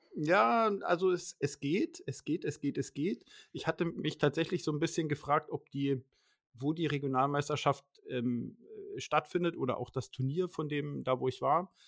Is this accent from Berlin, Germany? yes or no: no; Schleswig-Holstein, Germany; bei uns in Schleswig-Holstein und Hamburg